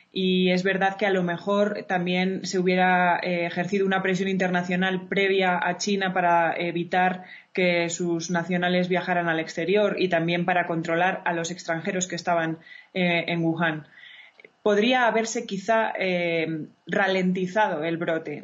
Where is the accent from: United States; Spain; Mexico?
Spain; como la española, que nos encanta estar en la calle